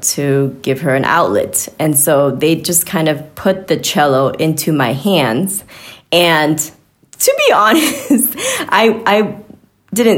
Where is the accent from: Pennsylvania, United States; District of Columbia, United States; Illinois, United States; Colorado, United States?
Illinois, United States; Chicago; also born or lived in New York City / Boston / Miami; now in Kansas City, United States; I'm actually from Chicago